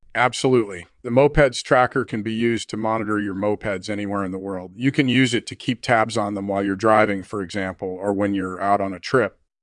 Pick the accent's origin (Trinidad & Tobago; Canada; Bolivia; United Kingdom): United Kingdom; England; I'm originally from England